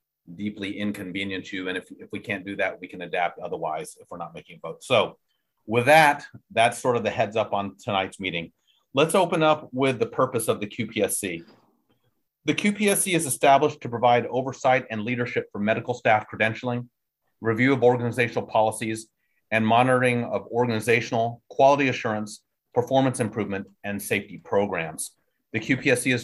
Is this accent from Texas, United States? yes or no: yes; Texas, United States; I'm a Texan.